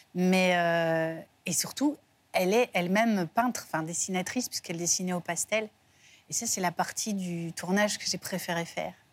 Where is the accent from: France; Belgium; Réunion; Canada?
Belgium; moved away; je suis belge